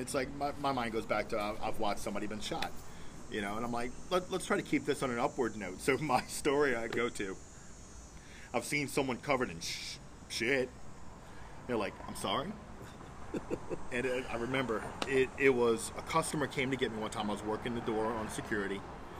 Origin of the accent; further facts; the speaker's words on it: Chalmette, Louisiana, United States; accent: Chalmatian; I'm from Chalmette